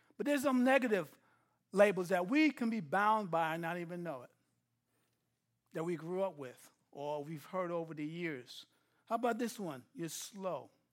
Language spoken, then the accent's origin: English; New York City, New York, United States; now in Texas, United States; I'm from New York City, living in Texas